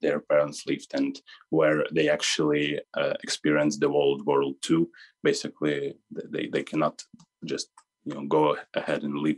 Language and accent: English; Kharkiv, Kharkiv Oblast, Ukraine; now in Lviv, Ukraine; I'm originally from Kharkiv, and my family lived there for all of this time